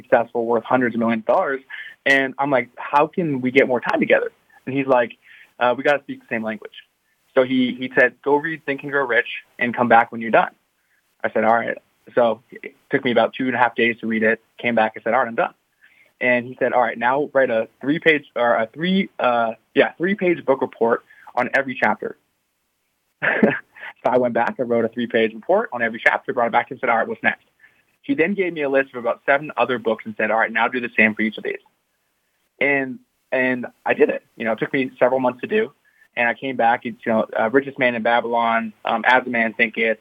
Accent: Canada; I'm from Canada

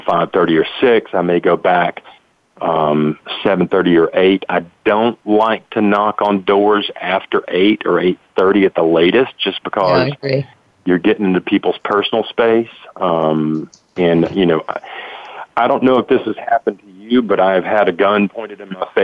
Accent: Tennessee, United States; born or raised there

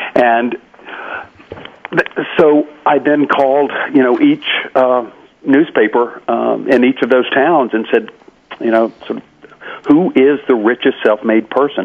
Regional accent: Carrollton, Georgia, United States; my hometown of Carrollton, Georgia

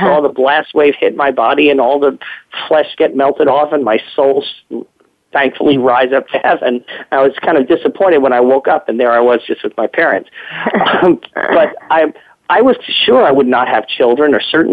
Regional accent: New York City, New York, United States; growing up in the Cold War, and especially in New York City

